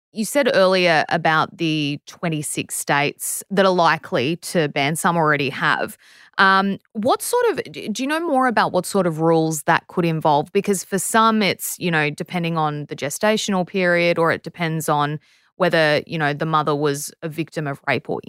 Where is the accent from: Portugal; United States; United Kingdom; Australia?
Australia; as an Australian